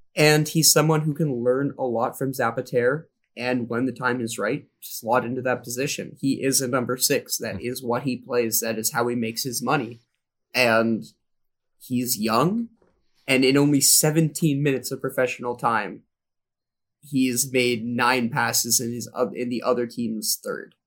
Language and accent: English; Smiths Falls, Ontario, Canada; I'm from Smith Falls